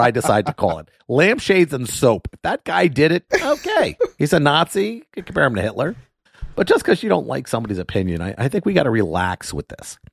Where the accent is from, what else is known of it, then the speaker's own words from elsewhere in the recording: Miami, Florida, United States; moved away as an adult; now in Orlando, United States; I grew up in Miami and I spent my whole life in Miami